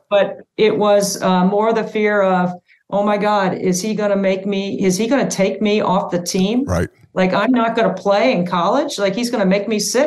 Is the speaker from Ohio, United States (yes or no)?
no; Cary, North Carolina, United States; also born or lived in upstate New York; my dad got transferred to the Triangle area, so we moved to Cary, North Carolina